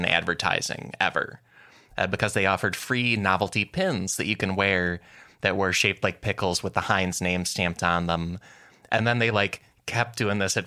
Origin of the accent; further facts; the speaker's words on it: Chicago, Illinois, United States; I'm from Chicagoland